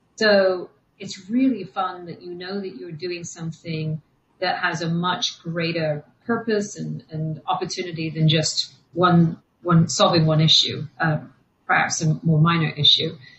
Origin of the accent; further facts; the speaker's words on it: England, United Kingdom; we grew up in England, but my parents were moving back to Ireland